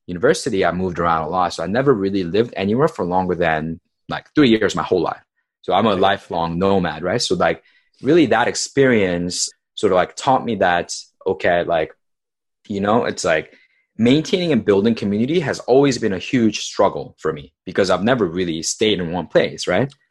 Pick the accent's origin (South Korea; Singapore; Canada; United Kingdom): South Korea; also born or lived in California, United States; So I was born in California, and when I was two, my family moved to South Korea.